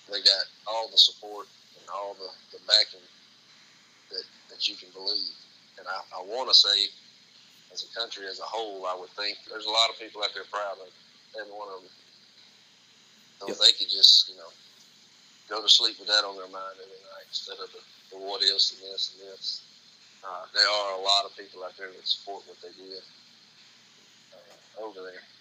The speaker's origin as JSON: {"language": "English", "country": "United States", "said": "I, as an American"}